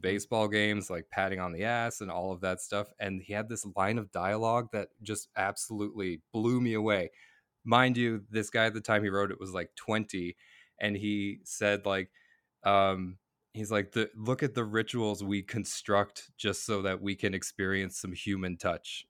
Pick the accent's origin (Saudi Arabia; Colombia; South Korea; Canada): Canada; Cape Breton Island, Nova Scotia; moved away as an adult; also born or lived in Boston, Massachusetts, United States / Halifax, Nova Scotia; now in Vancouver, Canada; I grew up in Boston and then, uh, like, on Cape Breton Island